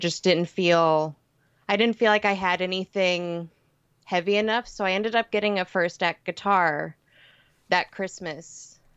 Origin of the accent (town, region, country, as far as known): Lafayette, Indiana, United States; born or raised there